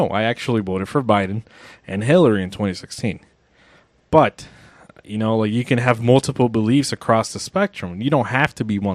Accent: United States; I'm an American

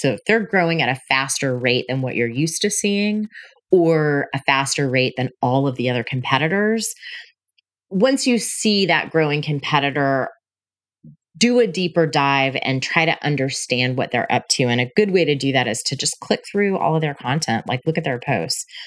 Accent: Panama City, Florida, United States; moved away as an adult; also born or lived in Tallahassee / Denver; my hometown of Panama City

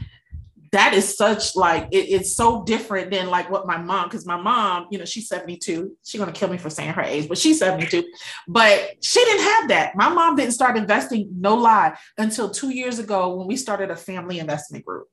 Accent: New York, United States; I grew up in New York and Wall Street

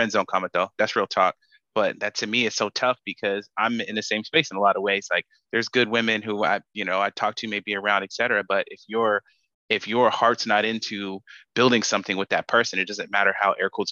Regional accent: Sacramento, California, United States; moved away as an adult; now in San Francisco Bay Area, United States; I grew up in Sacramento, I'm in the Bay now.

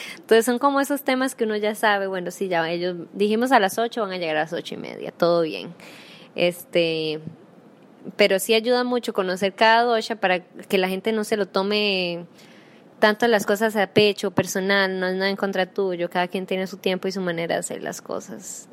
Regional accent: Costa Rica

